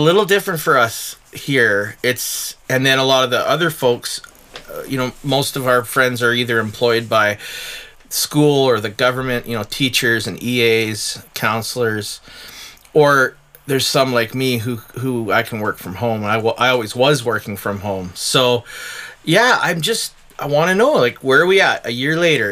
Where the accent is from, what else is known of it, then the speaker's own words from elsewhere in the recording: Chilliwack, British Columbia, Canada; now in Okanagan, Canada; I'm from Chilliwack